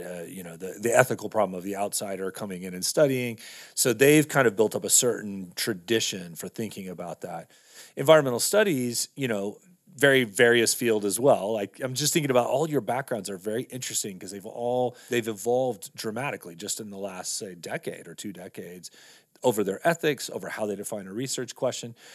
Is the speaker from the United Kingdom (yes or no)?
no; Texas, United States; moved away as an adult; also born or lived in California; now in Montana, United States; I grew up in Texas and then went to school in California